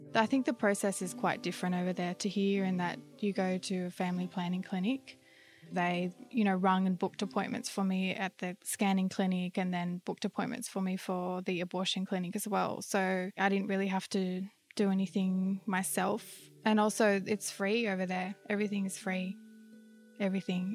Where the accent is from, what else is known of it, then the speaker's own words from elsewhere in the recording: Australia; moved away as an adult; back to Australia, my hometown at my parents' place